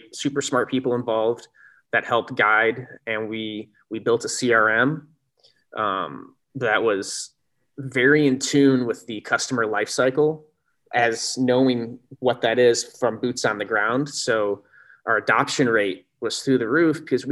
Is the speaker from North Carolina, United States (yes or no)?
no; Sycamore, Illinois, United States; I grew up in Sycamore, Illinois, which is a little farming town about 70 miles northwest of Chicago